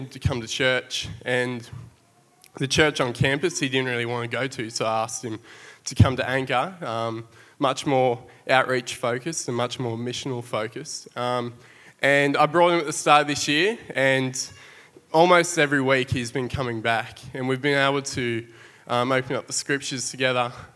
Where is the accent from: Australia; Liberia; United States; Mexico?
Australia; Tamworth, New South Wales; moved away as an adult; now in Sydney, Australia; now we're both from Tamworth and we've moved to Sydney